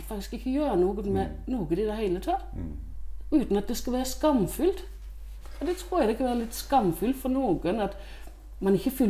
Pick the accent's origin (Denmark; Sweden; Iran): Denmark; Norwegian is a second language; now in Norway; Jeg er jo dansk, ja.